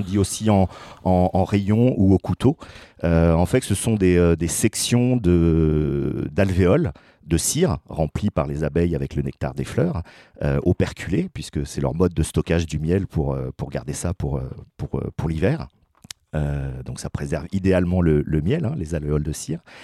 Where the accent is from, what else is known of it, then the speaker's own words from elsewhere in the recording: Paris region, Île-de-France, France; moved away as an adult; now in Chemillé, France; Je viens de région parisienne